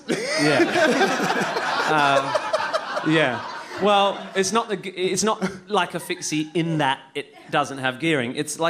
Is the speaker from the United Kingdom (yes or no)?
no; Perth, Western Australia, Australia; born or raised there